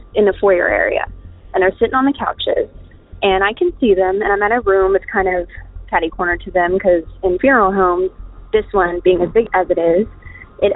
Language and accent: English; Kansas, United States; I am from Kansas